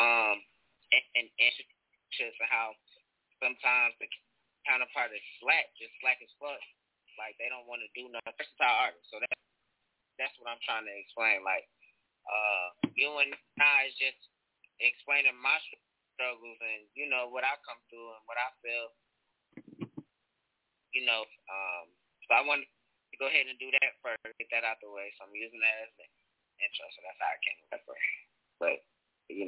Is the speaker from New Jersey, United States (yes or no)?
yes; North New Jersey, United States; now in Charlotte, United States; I'm from North New Jersey